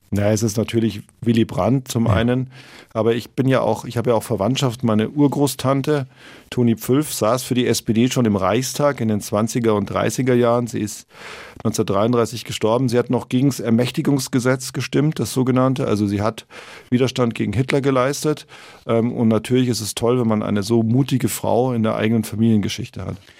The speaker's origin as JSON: {"language": "German", "town": "Munich", "region": "Bavaria", "country": "Germany", "tie": "born or raised there", "also_born_or_lived": "Pullach / Icking", "said": "ich bin tatsächlich in München geboren, im Schwabinger Krankenhaus ähm, und aufgewachsen im Münchner Süden in der Stadt"}